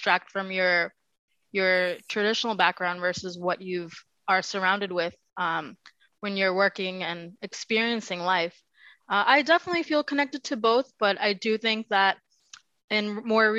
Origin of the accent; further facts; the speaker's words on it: New York City, New York, United States; moved away as an adult; also born or lived in Lancaster, Pennsylvania; now in Bergen County, New Jersey, United States; I'm a first-generation Pakistani-American, born and raised in New York City